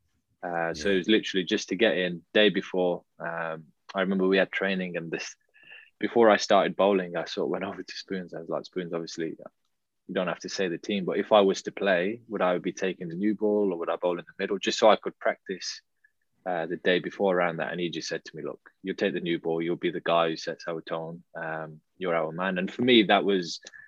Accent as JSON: {"language": "English", "town": "Manchester", "region": "North West England", "country": "United Kingdom", "tie": "born or raised there", "also_born_or_lived": "Birmingham", "said": "So I was born in Birmingham, but I moved up to Manchester quite young with some of my family."}